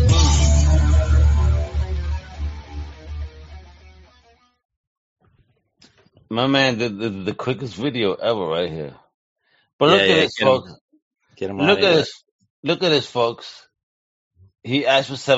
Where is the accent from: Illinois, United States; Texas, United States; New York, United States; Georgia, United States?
New York, United States; New York City; I grew up in New York, so I was around many accents